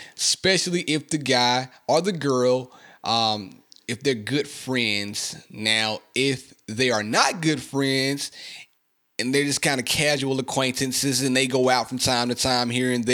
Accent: Mississippi, United States; I love my hometown, man. I love Mississippi.

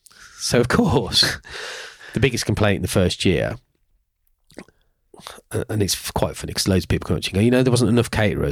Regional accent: Birmingham, West Midlands, United Kingdom; Not because I'm from Birmingham

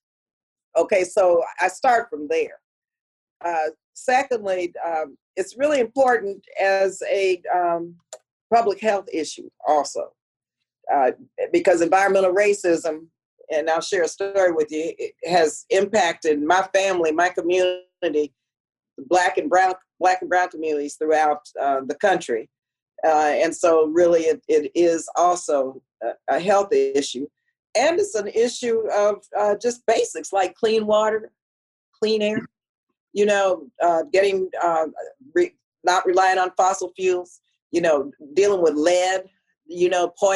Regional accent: El Paso, Texas, United States; my growing up in El Paso, Texas

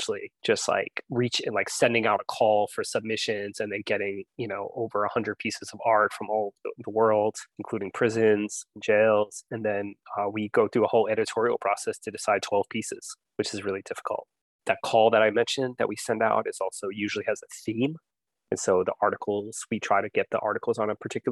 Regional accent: New York City, New York, United States; I am from Queens, New York

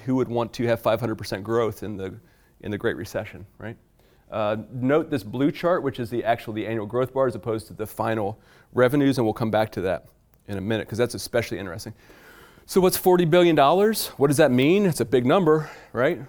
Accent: Virginia, United States; I am from Virginia

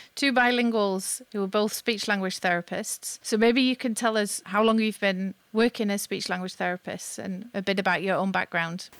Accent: United Kingdom; moved away; I'm British, but I've lived long enough outside

